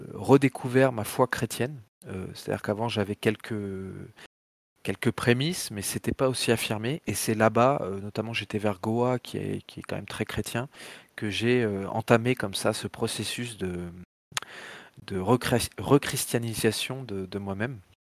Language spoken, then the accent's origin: French; Tours, Centre-Val de Loire, France; moved away; also born or lived in Paris; très tôt, mes parents sont partis en province, vers Tours. Et donc, j'ai un peu grandi euh, comme ça dans un environnement de province.